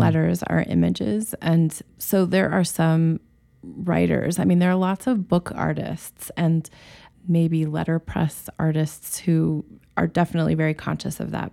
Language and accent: English; Rangely, Colorado, United States; also born or lived in Boulder, Colorado; born in this tiny town on the western side, close to Utah, called Range Lee, Colorado